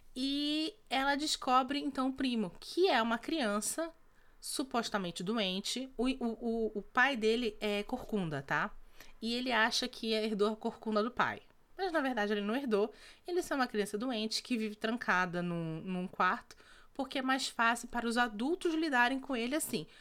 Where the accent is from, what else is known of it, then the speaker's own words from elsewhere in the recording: North Region, Brazil; Nós somos do, do norte do, do, do Brasil